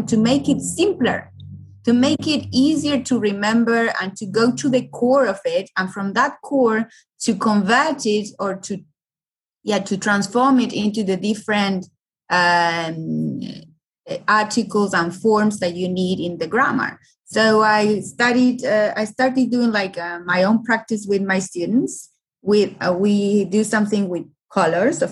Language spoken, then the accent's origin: English; Argentina; first language Spanish; English is a second language; I'm from Argentina